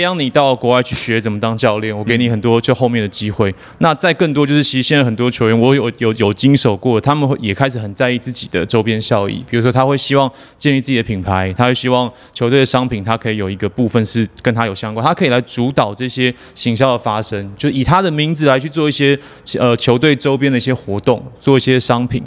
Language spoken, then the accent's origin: Chinese; Taipei, Taiwan; 我跟炳胜，我们从小都在北投长大